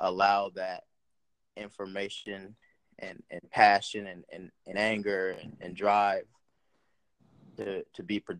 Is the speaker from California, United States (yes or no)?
yes; Pomona, California, United States; moved away; also born or lived in Montclair, California; I'm originally from Southern California. I was born in Montclair, California. And San Bernardino County, and we lived in Pomona, California, which is Los Angeles County.